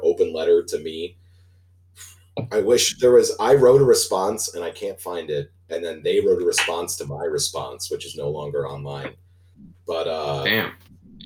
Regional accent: United States; growing up in America

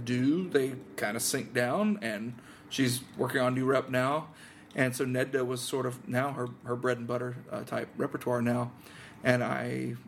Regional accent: Georgia, United States; I'm from Georgia

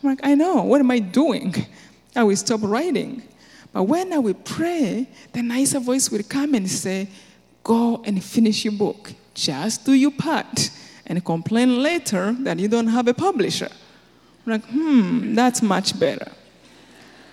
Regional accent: Rwanda; moved away as an adult; I'm from Rwanda

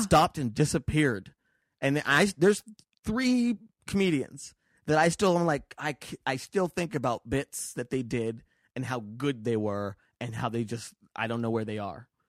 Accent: Las Vegas, Nevada, United States; also born or lived in New York; now in Los Angeles, United States; I grew up in Vegas

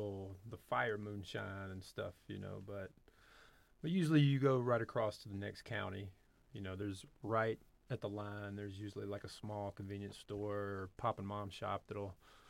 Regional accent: Memphis, Tennessee, United States; The Memphis area.

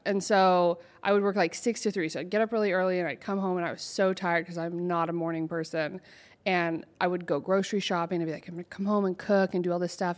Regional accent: Portland, Oregon, United States; moved away as an adult; now in Los Angeles, United States; I'm from Oregon originally

